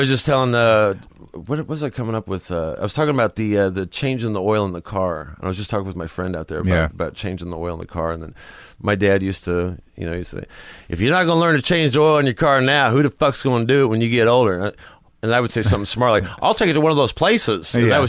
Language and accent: English; Sedalia, Missouri, United States; moved away; I grew up in Missouri.